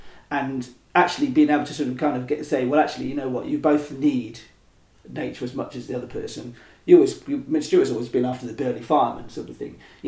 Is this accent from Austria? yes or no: no; Oxford, South East England, United Kingdom; I mean, I was born here. Okay, so interesting. I grew up in East Oxford. I pretty much grew up here. Went to school here. Worked mostly here and sometimes in town.